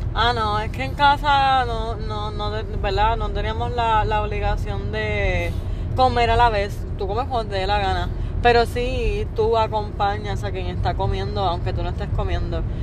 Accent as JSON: {"language": "Spanish", "country": "Puerto Rico"}